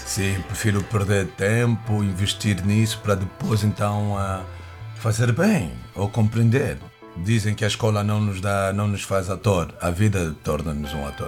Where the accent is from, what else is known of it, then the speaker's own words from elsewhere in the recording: Angola; now in Lisbon, Portugal; sou angolano, eh, vivo cá há algum tempo, sinto-me mais do que português, sinto-me lisboeta